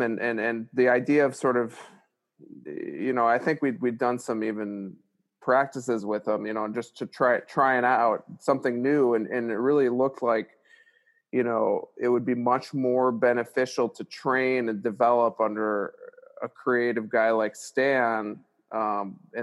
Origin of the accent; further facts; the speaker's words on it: Glenview, Illinois, United States; I grew up in Illinois, Glengall, Illinois